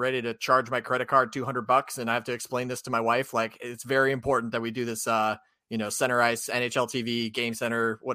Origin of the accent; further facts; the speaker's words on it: Minnesota, United States; I grew up in Minnesota